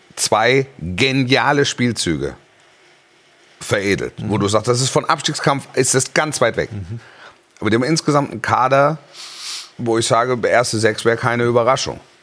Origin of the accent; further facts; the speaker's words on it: Stuttgart, Baden-Württemberg, Germany; ich bin in der Region Stuttgart groß geworden